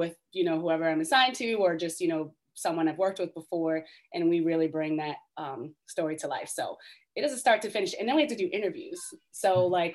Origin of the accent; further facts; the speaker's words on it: Baltimore, Maryland, United States; moved away as an adult; I grew up in Baltimore